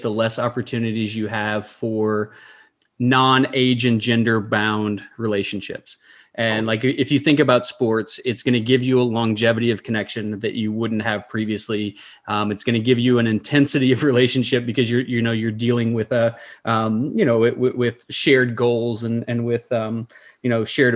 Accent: Somerset, Kentucky, United States; moved away; my time in Somerset and growing up in Eastern Kentucky

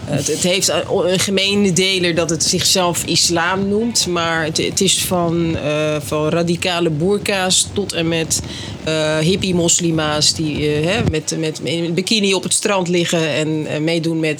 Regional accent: Netherlands; Ja, want jij bent hier geboren en opgegroeid. Ja, en getogen.

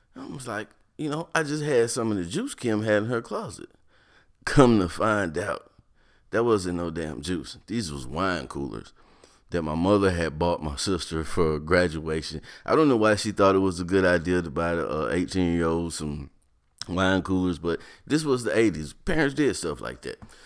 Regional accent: North Carolina, United States; moved away; also born or lived in Ohio; growing up in North Carolina, moving to Ohio

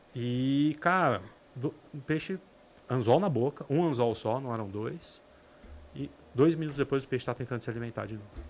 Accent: São Paulo, Brazil; also born or lived in Ilhabela; eu sou de São Paulo

